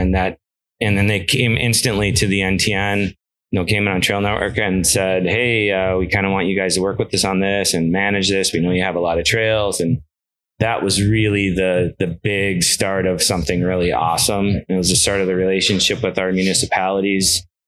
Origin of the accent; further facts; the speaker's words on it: L'Anse, Michigan, United States; now in Marquette, United States; So born in Launce, Michigan, about an hour west of Marquette, kind of between Houghton and Marquette.